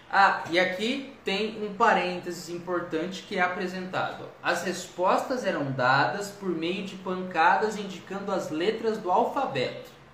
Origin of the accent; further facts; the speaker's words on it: Ribeirão Preto, São Paulo, Brazil; Eu também sou de Ribeirão Preto